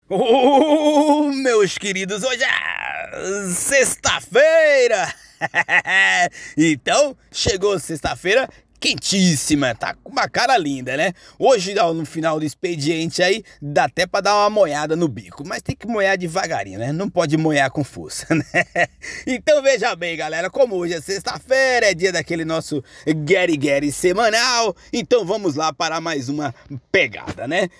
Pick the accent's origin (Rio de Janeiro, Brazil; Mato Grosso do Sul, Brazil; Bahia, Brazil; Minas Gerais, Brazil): Bahia, Brazil; now in São Paulo, Brazil; eu, que sou lá da Bahia, minha porreta, né? Em 2006, é, retornando lá à minha cidade, depois de ter vindo para São Paulo, ficar aqui por 15 anos sem retornar lá